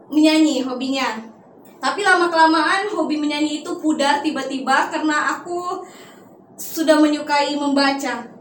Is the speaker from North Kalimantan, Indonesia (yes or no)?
yes; North Kalimantan, Indonesia; Saya berasal dari Kalimantan Utara, tepatnya perbatasan Indonesia Malaysia.